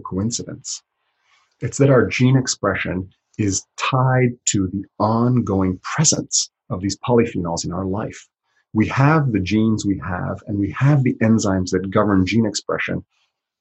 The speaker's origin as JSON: {"language": "English", "country": "Italy", "tie": "born or raised there", "moved": "yes", "lives_now": "United States", "said": "I grew up in Europe and spent a lot of time in the Alps in Italy"}